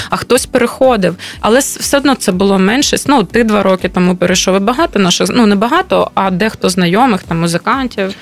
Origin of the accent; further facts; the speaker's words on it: Kharkiv, Kharkiv Oblast, Ukraine; moved away as an adult; в мене досі є будинок, він досі цілий. Я розумію, що в Харкові